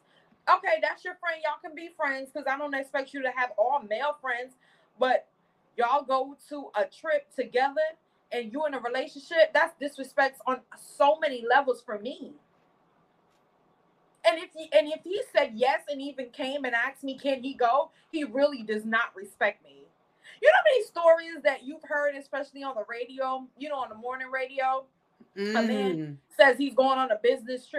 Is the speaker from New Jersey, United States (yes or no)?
yes; New Jersey, United States; I'm from Jersey